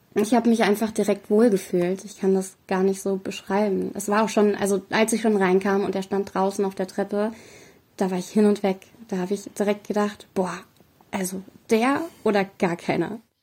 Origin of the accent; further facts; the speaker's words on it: Fernwald, Hesse, Germany; Wir sind gerade in Fernwald, das liegt in Mittelhessen. Gar nicht so mhm. weit von Frankfurt entfernt.